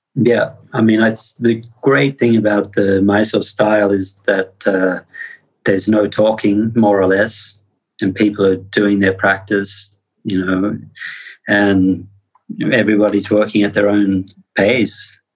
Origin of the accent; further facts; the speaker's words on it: Australia; I come from Australia